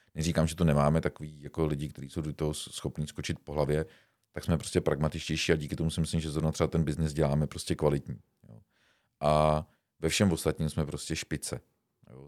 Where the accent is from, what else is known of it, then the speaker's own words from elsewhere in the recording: Czechia; jsme Češi